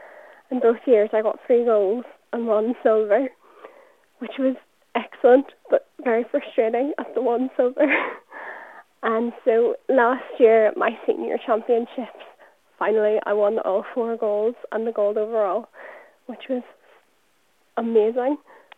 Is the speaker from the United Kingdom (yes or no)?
yes; Newtownabbey, Northern Ireland, United Kingdom; I'm 17 from Newton Abbey